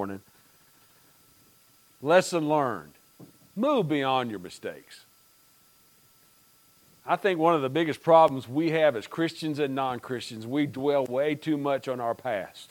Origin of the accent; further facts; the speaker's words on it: United States; growing up in Pike County and in the mountains